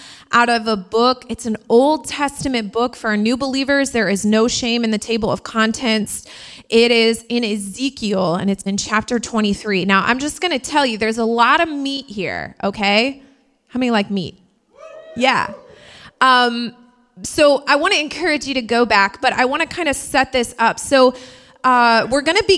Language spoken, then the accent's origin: English; Indiana, United States; now in New York, United States; I'm from Indiana, and where I'm from, you thought it was cold here